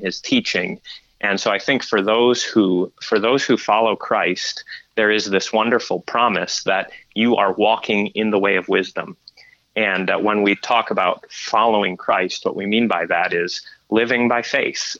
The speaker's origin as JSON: {"language": "English", "region": "Michigan", "country": "United States", "said": "we're from Michigan"}